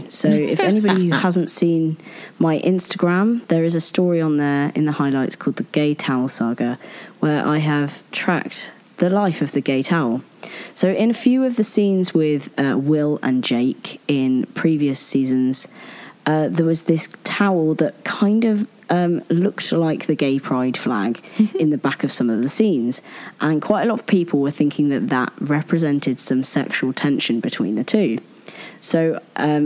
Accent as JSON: {"language": "English", "country": "United Kingdom", "said": "as a British person"}